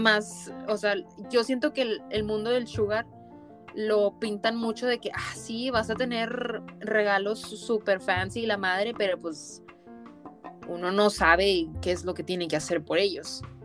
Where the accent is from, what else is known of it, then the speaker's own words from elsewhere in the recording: Mexico; moved away as an adult; yo crecí en México y obviamente siempre estuve rodeada de mexicanos